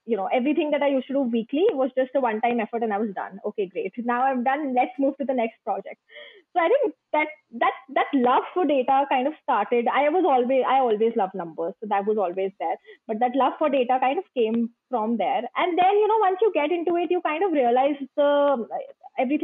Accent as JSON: {"language": "English", "country": "India", "said": "I am from India"}